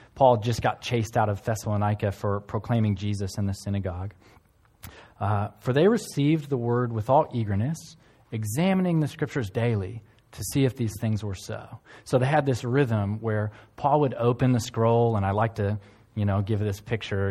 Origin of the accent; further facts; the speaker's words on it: United States; now in One Tree Hill, New Zealand; I'm from South Canada, uh, or the United States